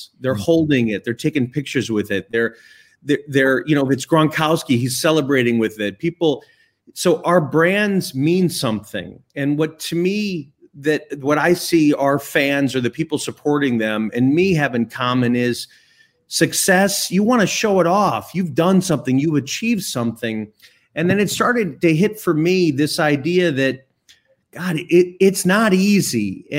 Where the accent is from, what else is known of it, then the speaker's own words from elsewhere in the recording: Chicago, Illinois, United States; I'm from Chicago, live in Chicago.